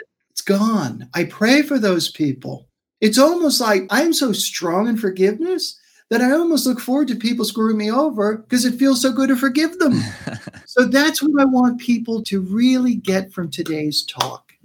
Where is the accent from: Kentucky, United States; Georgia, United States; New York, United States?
New York, United States; New York City; moved away as an adult; also born or lived in Brooklyn, New York / Manhattan, New York; now in West Coast, United States; I was born in Brooklyn, raised in Queens.